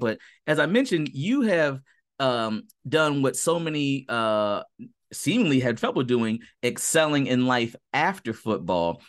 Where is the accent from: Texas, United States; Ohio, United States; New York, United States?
Ohio, United States; Cincinnati; my hometown Cincinnati Bengals